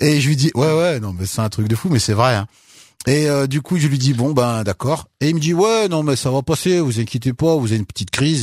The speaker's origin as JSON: {"language": "French", "town": "Unieux", "region": "Auvergne-Rhône-Alpes", "country": "France", "tie": "born or raised there", "also_born_or_lived": "Bogotá, Colombia", "said": "Moi j'ai grandi euh, à Unieux, ouais. bah, tout le bassin de Londaine, hein, j'ai grandi"}